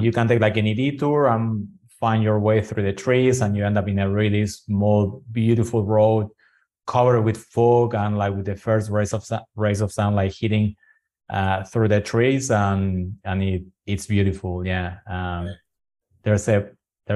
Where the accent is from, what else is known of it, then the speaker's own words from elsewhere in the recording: Buenos Aires, Argentina; English is a second language; moved away; Buenos Aires, which is my hometown